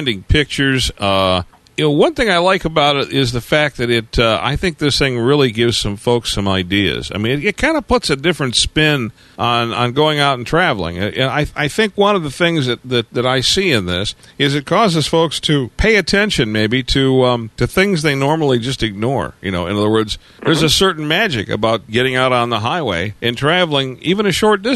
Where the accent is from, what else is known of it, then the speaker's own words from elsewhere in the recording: Detroit, Michigan, United States; moved away; I'm a native Detroiter. I was from Detroit originally